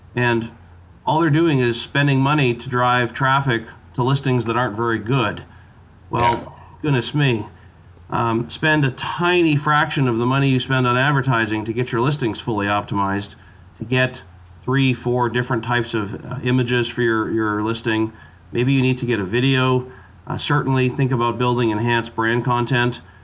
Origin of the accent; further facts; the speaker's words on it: Canada; as a Canadian, part of my part of my DNA